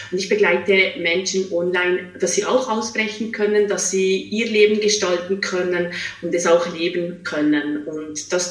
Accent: Switzerland; now in Zurich, Switzerland; Ich bin ursprünglich aus der Schweiz. Ich bin mhm. in einem kleinen Seelendorf, 600 Seelendorf in der Schweiz aufgewachsen, habe die letzten zehn Jahre aber in Zürich verbracht

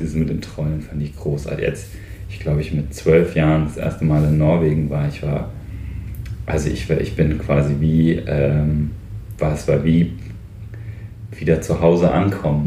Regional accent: North Hesse, Germany; also born or lived in Westerwald; now in Brandenburg, Germany; ich bin halt in Nordhessen aufgewachsen

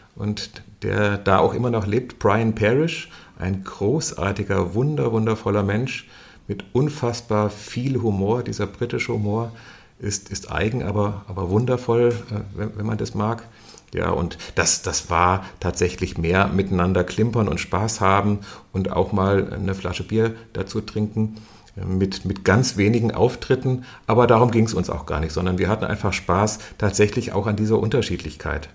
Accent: Fulda, Hesse, Germany; ich bin in, in, in, den 60er Jahren in Fulda geboren

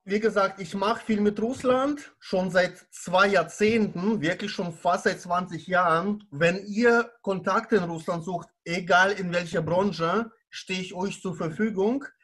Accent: Baden-Baden, Baden-Württemberg, Germany; Ich äh, bin aus Baden-Baden, äh, Kurstadt im Südwesten Deutschlands

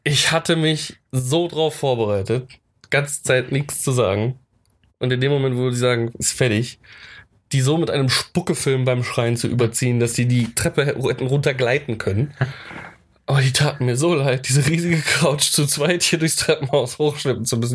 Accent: Germany; als Deutscher

